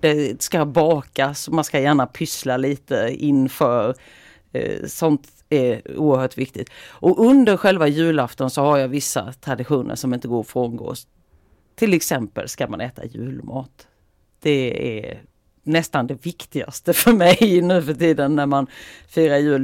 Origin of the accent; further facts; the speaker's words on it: Mörrum, Blekinge, Sweden; now in Västerås, Sweden; i Mörrum då, den här lilla orten som ligger utanför Karlshamn där jag är ifrån från början